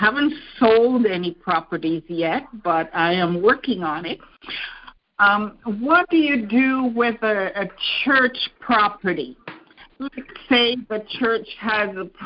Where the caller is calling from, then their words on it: Toronto, Ontario, Canada; I'm calling from Toronto, Canada